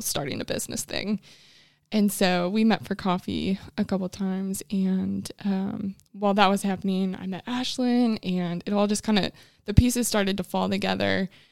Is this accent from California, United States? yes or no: no; Illinois, United States; moved away as an adult; now in Huntsville, United States; I am originally from Illinois